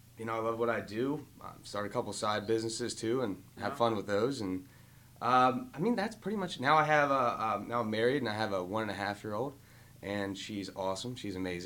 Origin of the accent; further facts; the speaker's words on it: Howard County, Maryland, United States; I grew up in Howard County, Maryland